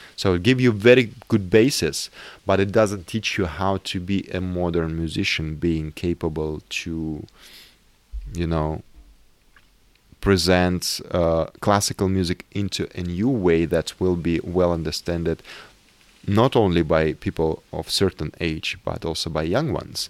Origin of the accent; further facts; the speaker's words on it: South Urals, Russia; moved away; also born or lived in Moscow, Russia; I grew up in South Urals